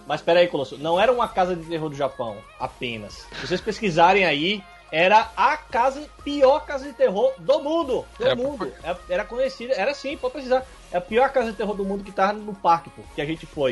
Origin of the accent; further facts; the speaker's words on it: Northeast Brazil, Brazil; Pra nós aqui que somos nordestinos